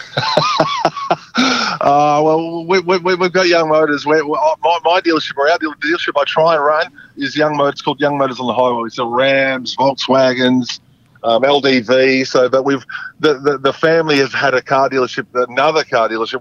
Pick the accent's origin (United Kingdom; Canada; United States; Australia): Australia; Geraldton, Western Australia; I'm from Gerald.